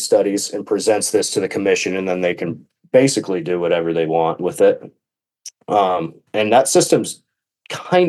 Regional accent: Washington, United States; I'm from Washington State, up in the northwest corner

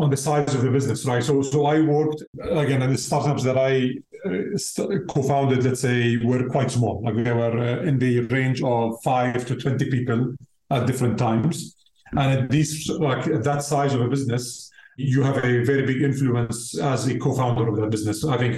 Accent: Jordan; moved away as an adult; now in Amsterdam, Netherlands; I'm originally from Jordan

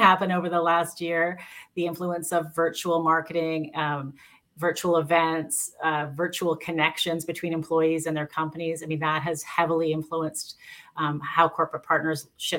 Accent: Canada; I'm Canadian. I'm based in Canada

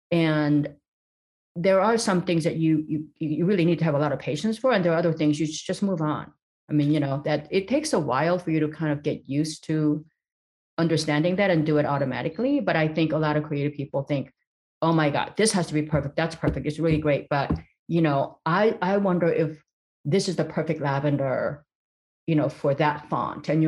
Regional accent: East Los Angeles, California, United States; when I was a little girl in growing up in East Los Angeles, and there, it just seemed like all hope was lost.

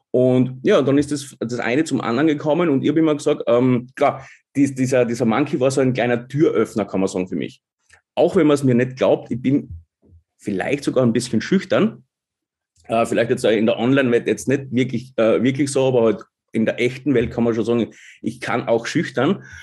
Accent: Styria, Austria; born there; bin gebürtiger Obersteirer, wohne aber jetzt seit vier Jahren in wunderschönen Kärnten

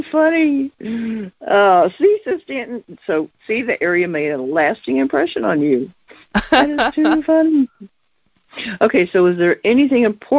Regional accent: Fishersville, Virginia, United States; I grew up in Fishersville.

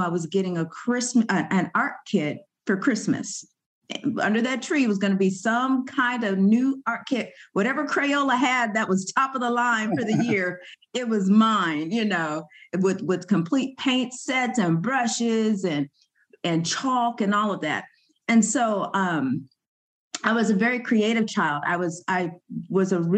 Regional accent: Sacramento, California, United States; also born or lived in Yerington, Nevada; I grew up here in Sacramento

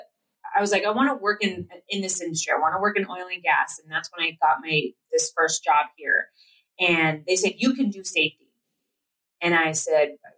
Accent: Platteville, Colorado, United States; we grew up in Platteville, Colorado

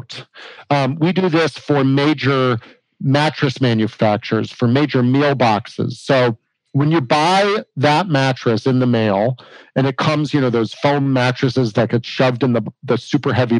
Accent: Arizona, United States; I grew up with here in Arizona

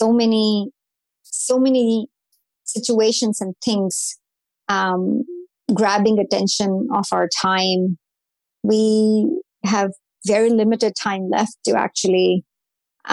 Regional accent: India; moved away as an adult; I grew up in India.

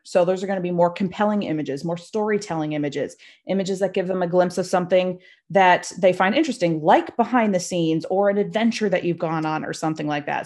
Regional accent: Nova Scotia, Canada; also born or lived in Toronto; I'm from Nova Scotia, Canada

